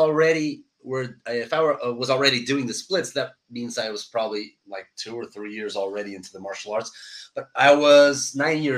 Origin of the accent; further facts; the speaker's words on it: Portugal; moved away; I'm from Portugal. We're a pretty small country where martial arts are not that, I should say, developed, even though we have great martial artists, but we don't have a lot of schools.